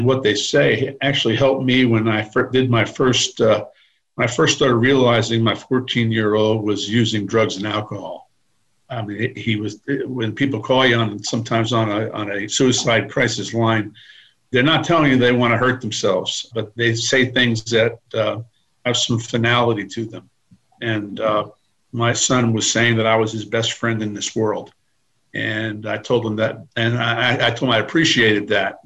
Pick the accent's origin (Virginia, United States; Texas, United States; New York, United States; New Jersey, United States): New Jersey, United States; Paramus; moved away as an adult; now in Greenville, United States; I grew up in Paramus, New Jersey, as you said, and I went to school here in Greenville, South Carolina